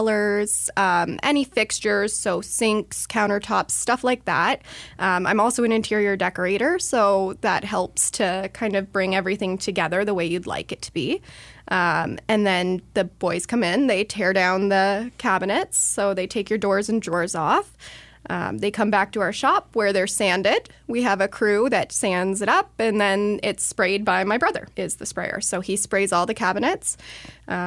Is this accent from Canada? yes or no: yes; Bath, Ontario, Canada; moved away as an adult; now in Bay of Quinte, Canada; I grew up in Bath, which is near the Kingston area because it's a little town